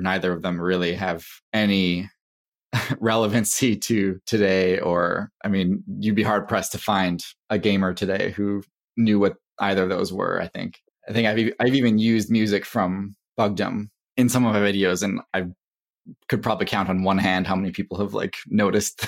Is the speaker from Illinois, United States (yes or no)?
no; Wisconsin, United States; also born or lived in Durham, North Carolina / Texas; We moved to Wisconsin, and that is where I end up growing up